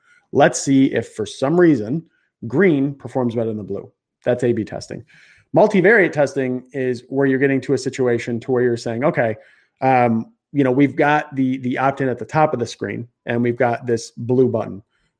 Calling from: Chicago, Illinois, United States; I'm in Chicago, so I don't know. Probably I got a little bit of an accent going.

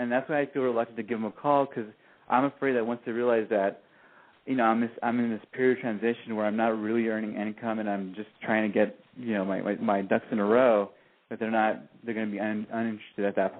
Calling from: Orange County, California, United States; Oh, I'm calling from Orange County, California. I'm 28

